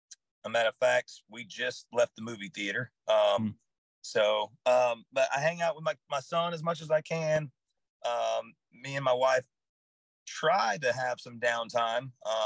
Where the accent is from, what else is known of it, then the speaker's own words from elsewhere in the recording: Hawaii, United States; I grew up in Hawaii. I moved back to Hawaii out of high school, and I actually turned 21 while I was in Hawaii. So I'm a beach bum at heart.